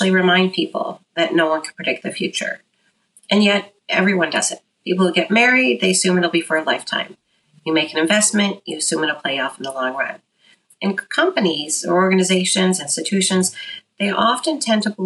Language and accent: English; Detroit, Michigan, United States; I grew up in Metro Detroit